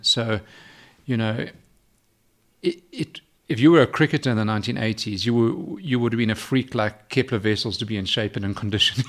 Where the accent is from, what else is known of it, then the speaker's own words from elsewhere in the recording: Johannesburg, Gauteng, South Africa; also born or lived in London; I was raised in, in Johannesburg.